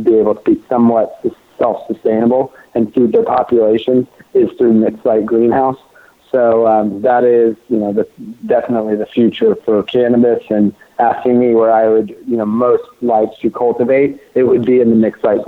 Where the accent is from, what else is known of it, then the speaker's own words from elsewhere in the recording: Oklahoma, United States; now in Los Angeles, United States; I grew up growing outdoor in Oklahoma, that's where I'm from